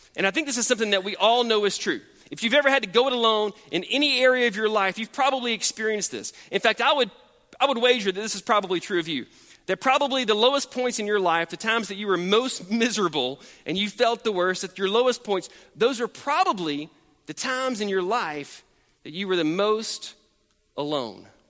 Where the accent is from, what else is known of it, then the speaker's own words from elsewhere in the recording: United States; as American Christians